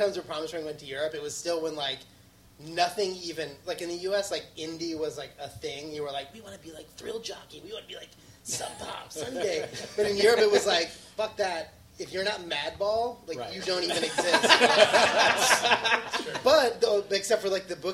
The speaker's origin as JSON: {"language": "English", "town": "Madison", "region": "Wisconsin", "country": "United States", "tie": "born or raised there", "said": "I grew up in Madison, and we were really close to Milwaukee"}